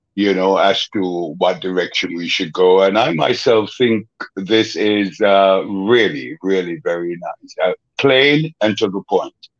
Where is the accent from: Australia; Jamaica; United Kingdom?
Jamaica; Kingston; I grew up in a very depressed area, mm. the ghetto, as they call it. I'm from Kingston, Jamaica